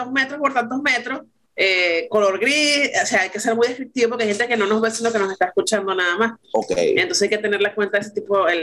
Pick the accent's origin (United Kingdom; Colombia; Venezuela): Venezuela; soy venezolana.